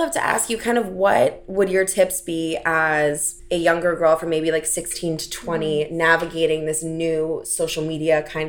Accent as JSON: {"language": "English", "town": "St. Louis", "region": "Missouri", "country": "United States", "tie": "born or raised there", "said": "St. Louis, Missouri. So it's like all very blonde, tiny Midwest girls where I grew up."}